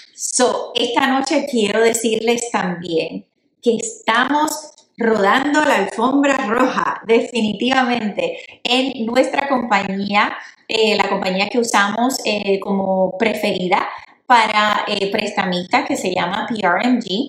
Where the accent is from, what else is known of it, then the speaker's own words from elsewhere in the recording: Puerto Rico; yo soy puertorriqueña